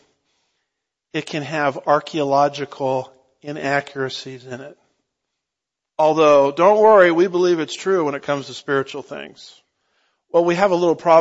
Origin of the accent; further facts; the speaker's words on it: Southern California, United States; I grew up in Southern California